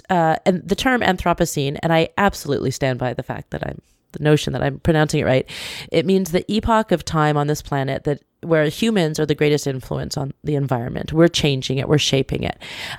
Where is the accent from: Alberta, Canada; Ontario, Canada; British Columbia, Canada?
British Columbia, Canada; growing up in British Columbia with a smattering of hippies around, I feel like I was raised with the notion that we are bad in the environment.